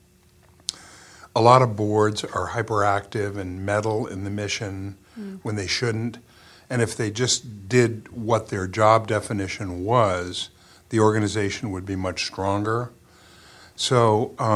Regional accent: Morrisville, Vermont, United States; growing up in Morrisville

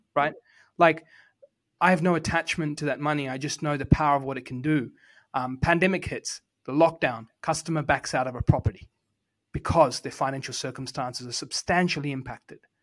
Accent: New Zealand; I was born in Housing Commission in New Zealand

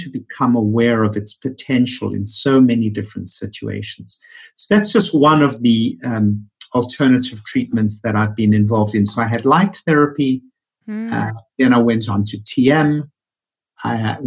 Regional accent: Johannesburg, Gauteng, South Africa; moved away as an adult; also born or lived in New York City; now in Bethesda, United States; born and raised in Johannesburg, South Africa, which is where my funny accent comes from.

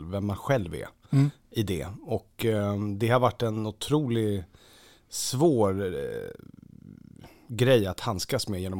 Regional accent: Lidingö, Stockholm County, Sweden; där jag är uppvuxen så är, ju, är man ju inte ensam om att, om att, ha föräldrar som har presterat. Eh, Lidingö är ju väldigt så

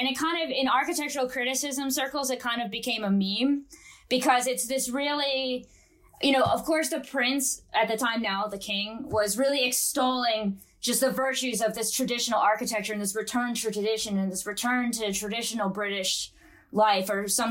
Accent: United States; I'm American

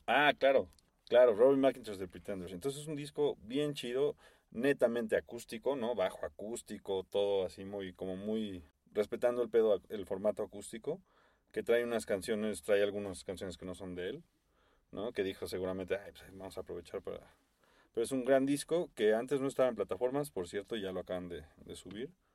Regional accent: Mexico; fan from Mexico

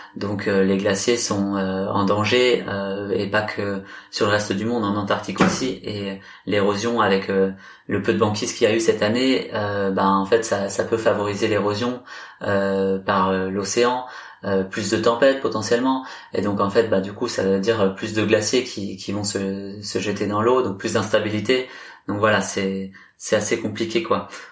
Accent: Brittany, France; je suis, je suis breton

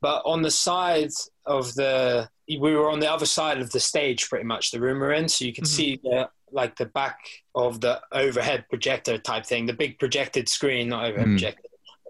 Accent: South West England, United Kingdom; I guess growing up in Cornwall as well, like we don't really get starstruck, I think, people from Cornwall so much.

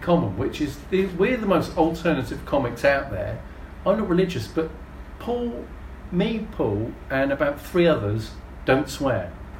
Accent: Canberra, Australian Capital Territory, Australia; because I'm from Canberra, I believe all meetings should take place in a pub.

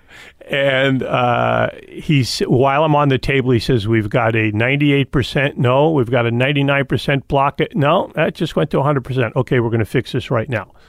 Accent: Fort Lee, New Jersey, United States; also born or lived in New York City / Leonia; the house I grew up in, in Fort Lee

